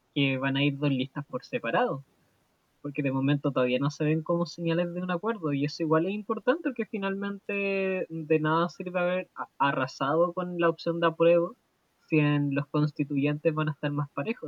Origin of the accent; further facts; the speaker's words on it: Chile; como muchos chilenos y chilenas